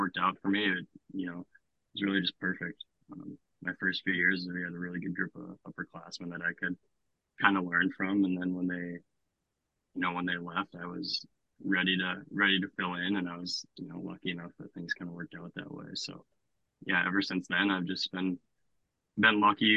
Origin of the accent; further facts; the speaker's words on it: Grand Forks, North Dakota, United States; in my hometown